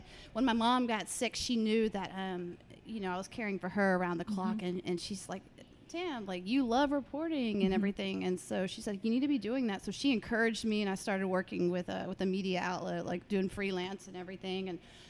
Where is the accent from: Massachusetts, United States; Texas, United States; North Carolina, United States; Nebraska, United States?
Texas, United States; Duncanville; I grew up in here in Dallas. I grew up in Duncanville.